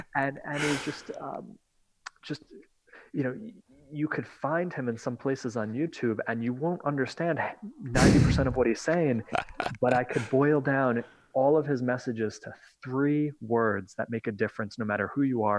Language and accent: English; just north of New York City, United States; I'm from New York, just north of New York City